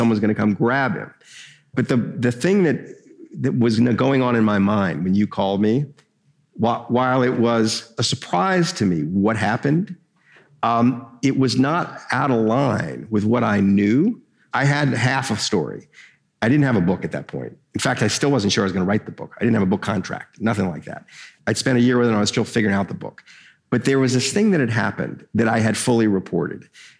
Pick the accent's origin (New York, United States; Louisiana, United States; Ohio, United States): Louisiana, United States; Katrina, and I wrote a big piece about it. One of my favorite things I've ever written, and it's my hometown.